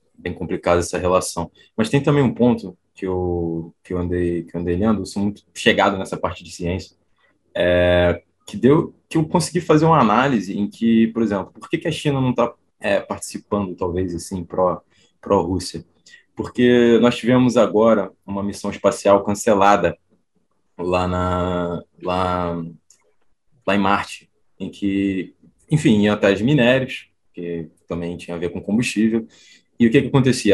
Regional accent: Brazil; also born or lived in Poland; a gente, como brasileiros

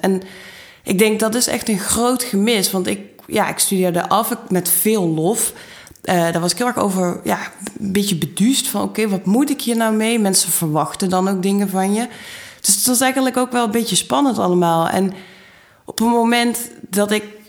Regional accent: Maastricht, Limburg, Netherlands; moved away; also born or lived in Utrecht; ik kom uit Maastricht

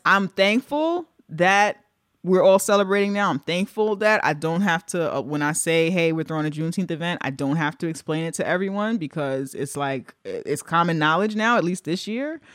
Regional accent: New York, United States; as a New Yorker, I'm not from Texas, as a New Yorker

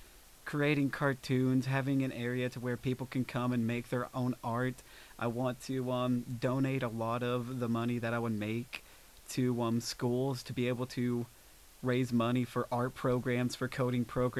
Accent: Pikeville, Kentucky, United States; I am from Pikeville

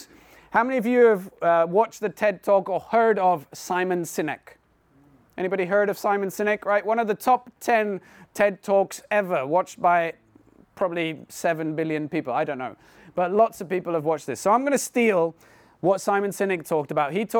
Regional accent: India; now in Poole, United Kingdom; I was born and brought up in India, but we live now in Poole next to Bournemouth

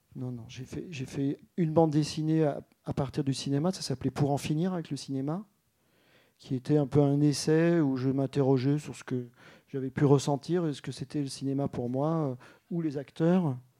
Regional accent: Alsace, Grand Est, France; moi, je suis alsacien, en fait. Euh, et vraiment complètement

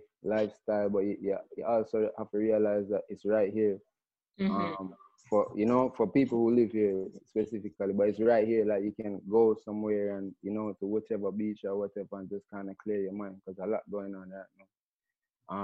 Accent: Kingston, Jamaica; And so it's funny growing up in Kingston, because in Kingston, you know, obviously it's the main focus is like dancehall and reggae musically.

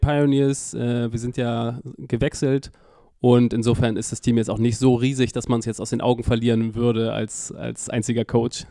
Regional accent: Hamburg, Germany; Ich bin tatsächlich gebürtiger Hamburger

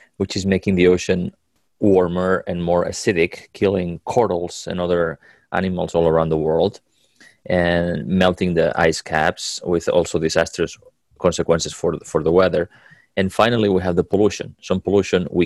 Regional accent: Catalonia, Spain; moved away; I was a little boy growing up in Catalonia, in Spain

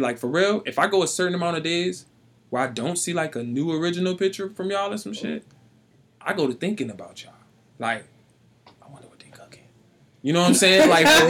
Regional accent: Florida, United States; now in Springfield, United States; I grew up in Florida where that shit was cruel.

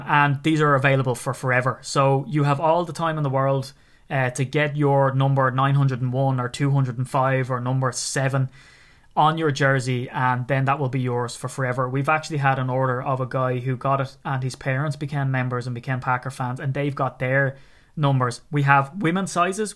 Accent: Ireland; from being an Irishman

